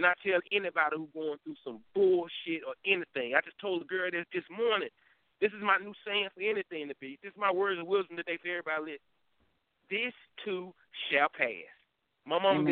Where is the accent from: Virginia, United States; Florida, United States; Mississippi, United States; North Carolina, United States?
North Carolina, United States; Durham; I am from Durham